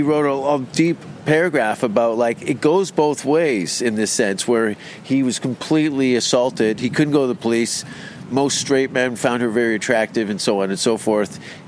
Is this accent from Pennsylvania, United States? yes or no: yes; Pittsburgh, Pennsylvania, United States; but plus my hometown is like Pittsburgh.